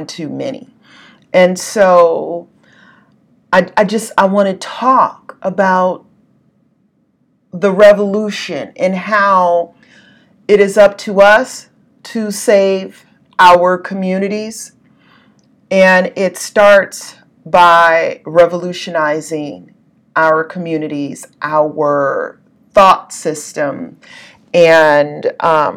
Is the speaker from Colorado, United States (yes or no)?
no; Southern California, United States; moved away; I was born and raised in Southern California